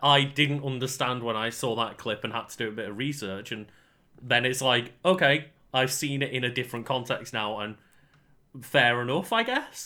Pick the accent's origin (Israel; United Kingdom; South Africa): United Kingdom; we are British streamers rather than, like, American streamers